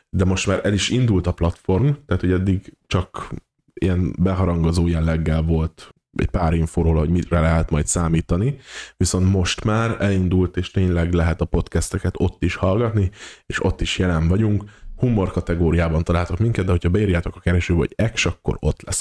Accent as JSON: {"language": "Hungarian", "region": "Borsod-Abaúj-Zemplén", "country": "Hungary", "said": "Bor, Borsod a szívéből érkeztem"}